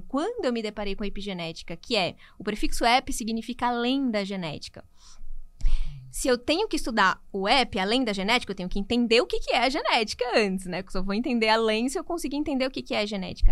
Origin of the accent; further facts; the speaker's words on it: Natal, Rio Grande do Norte, Brazil; moved away as an adult; now in São Paulo, Brazil; Eu sou de Natal, Rio Grande do Norte